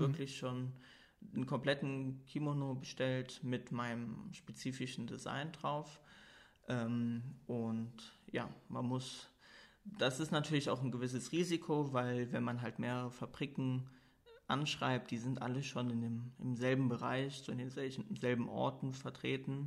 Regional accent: Koblenz, Rhineland-Palatinate, Germany; moved away as an adult; also born or lived in Cologne; now in Luxembourg; Ich komme ursprünglich aus Koblenz, bin 27 Jahre alt, habe dann nach meinem Abitur in äh, Köln studiert und wohne jetzt seit knapp anderthalb Jahren hier in Luxemburg

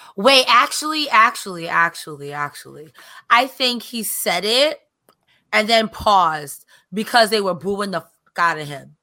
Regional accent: New York, United States; as a New Yorker

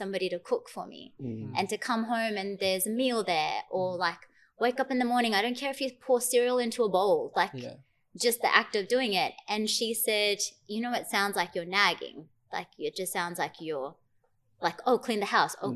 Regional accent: Fiji; now in Australia; my sister and I grew up in Fiji

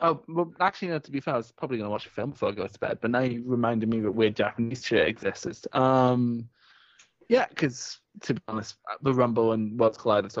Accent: Scotland, United Kingdom; accent: Scottish; I have a very obvious Scottish accent.

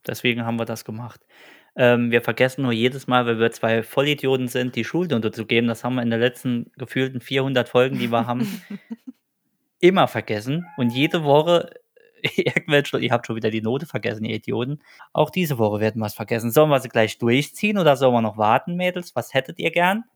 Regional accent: Saarland, Germany; Und wir sind äh, zwei nette Gesellen aus dem Saarland

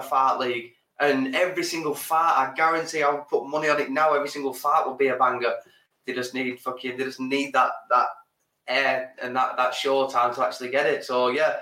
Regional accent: England, United Kingdom; We're English

